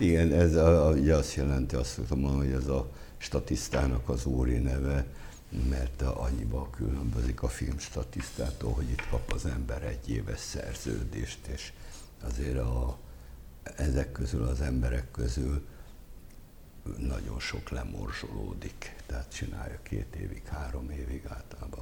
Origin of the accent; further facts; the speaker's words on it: Abony, Pest, Hungary; én abonyi vagyok